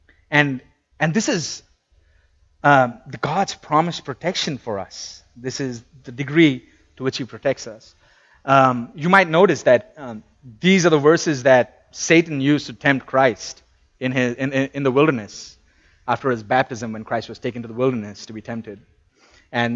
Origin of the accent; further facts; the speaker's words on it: India; moved away; I come from India